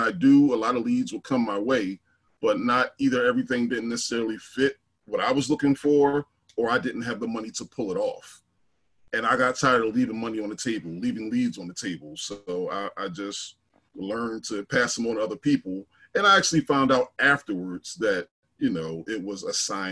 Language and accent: English; Philadelphia, Pennsylvania, United States; I'm from North Philly originally, what they're now trying to call Templetown.